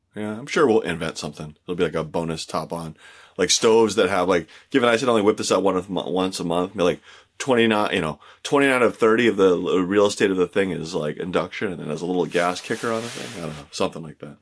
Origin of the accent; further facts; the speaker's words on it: California, United States; I grew up in California